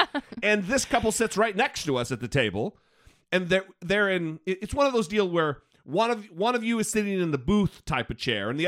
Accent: Northern Idaho, United States; when I grew up in Northern Idaho

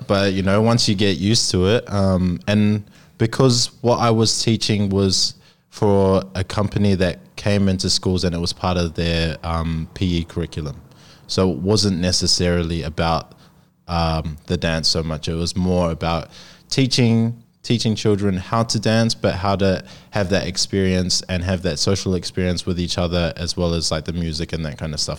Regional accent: New Zealand; now in Sydney, Australia; I'm from New Zealand. Uh, I'm Māori

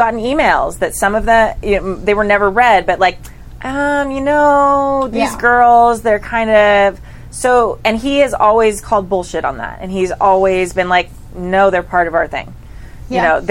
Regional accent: California, United States; I'm super Californian

